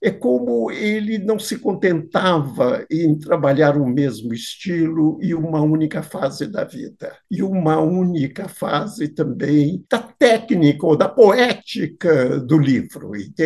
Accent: Minas Gerais, Brazil; sendo mineiro e tendo feito o curso de letras

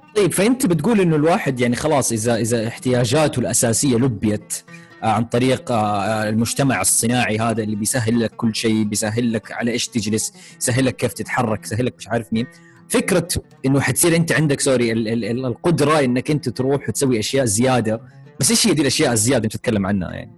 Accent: Saudi Arabia; عندنا في السعودية

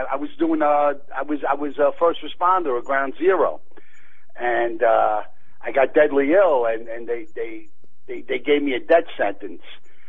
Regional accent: New York City, New York, United States; also born or lived in Hollywood; now in Pennsylvania, United States; growing up on the streets of Brooklyn, I ended up in show business

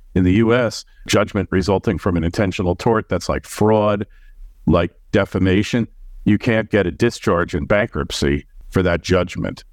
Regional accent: New York, United States; Being a New Yorker

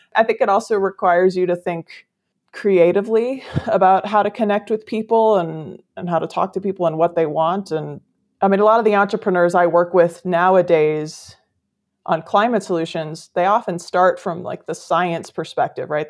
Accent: Midwest, United States; moved away as an adult; also born or lived in California; I grew up in the Midwest, but came out west for, for college. I've been here ever since

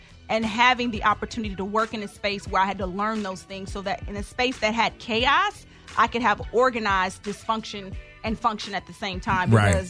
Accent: Kentucky, United States; moved away; I said, hi … from Kentucky, just like you.

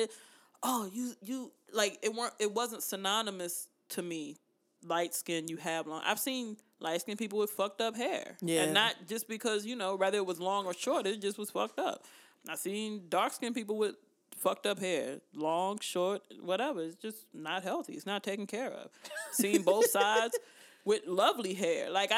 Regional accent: Germany; now in United States; Like, growing up in Germany, I was just glad to see another black person.

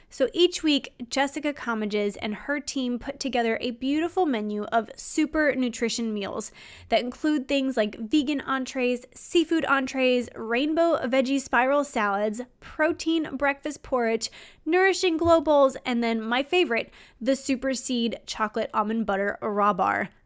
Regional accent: Louisiana, United States; moved away as an adult; I'm from Louisiana, so that was out-of-state tuition for me.

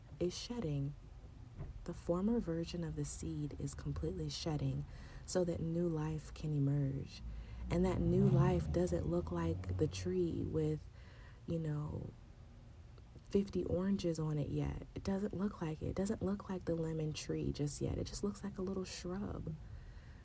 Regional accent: San Diego, California, United States; born or raised there; moved away as an adult; now in Chicago, United States

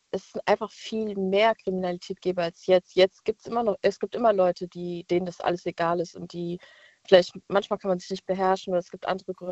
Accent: Mainz, Rhineland-Palatinate, Germany; ich bin jetzt ja aus Mainz und war auch letztens mal in Frankfurt feiern

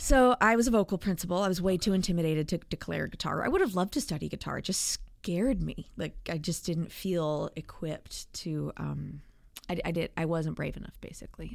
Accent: Atlanta, Georgia, United States; also born or lived in Arlington, Virginia / suburbs of Washington, D.C.; I grew up mostly in the suburbs of Atlanta

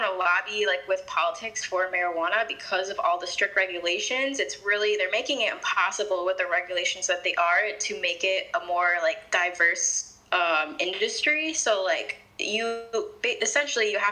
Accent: Chicago, Illinois, United States; so I'm from Chicago, but the Chicago suburbs

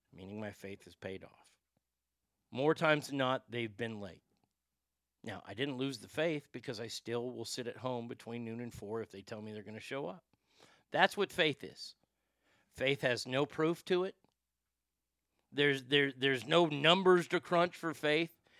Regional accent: Garland, Texas, United States; I'm a fat kid who grew up in Garland, Texas

